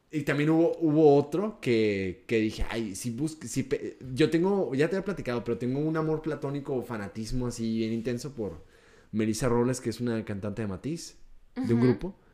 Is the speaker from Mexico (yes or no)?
yes; Mexico; Soy mexicano.